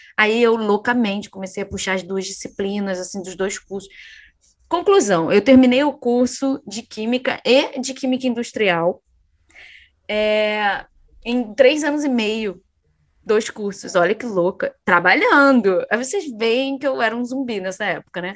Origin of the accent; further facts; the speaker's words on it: São João de Meriti, Rio de Janeiro, Brazil; moved away as an adult; also born or lived in Niterói; eu me mudei de São João de Meriti para Niterói